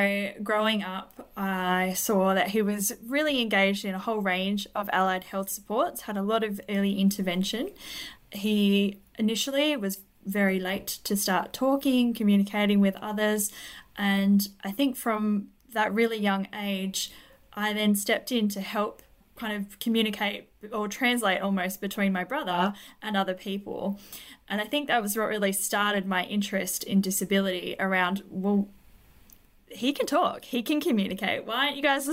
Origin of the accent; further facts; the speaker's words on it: Tasmania, Australia; also born or lived in Hobart; I am a psychologist living in Hobart in Tasmania. I grew up in Tas, so this is where all my study